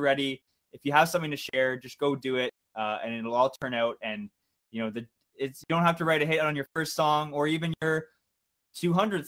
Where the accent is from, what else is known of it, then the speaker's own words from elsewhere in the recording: Georgetown, Ontario, Canada; I'm streaming from my hometown of Georgetown, Ontario, which is just about an hour outside of Toronto